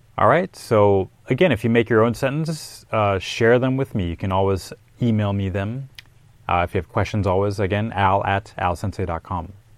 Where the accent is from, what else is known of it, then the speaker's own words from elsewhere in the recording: Minneapolis, Minnesota, United States; He's actually from my hometown.